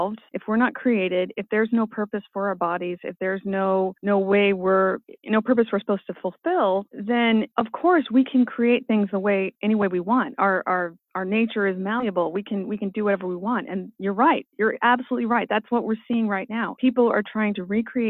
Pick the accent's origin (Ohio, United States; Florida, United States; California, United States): California, United States; as a Californian